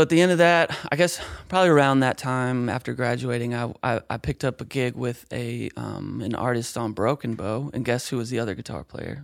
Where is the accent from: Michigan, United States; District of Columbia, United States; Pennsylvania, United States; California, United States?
Michigan, United States; Kalamazoo; moved away as an adult; now in Nashville, United States; I was in Kalamazoo, Michigan is where I grew up